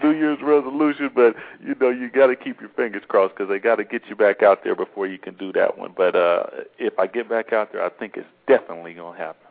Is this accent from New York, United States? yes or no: no; Seattle, Washington, United States; we're Seattle Seahawks fans and we're from Seattle